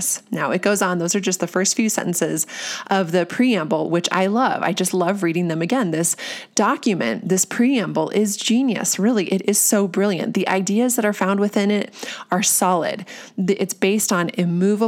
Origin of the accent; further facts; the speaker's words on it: United States; us as Americans